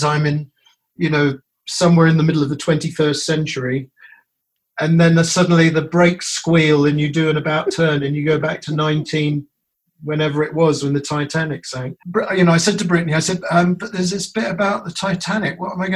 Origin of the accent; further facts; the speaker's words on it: United Kingdom; now in United States; I'm a Brit originally